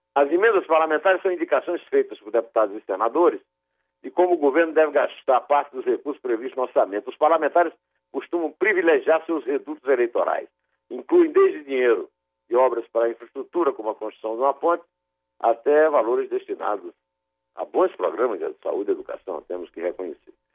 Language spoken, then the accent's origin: Portuguese; Brazil; quando eu tinha sete anos e vi gente morrer de fome nas ruas da cidade onde eu nasci, Iraúna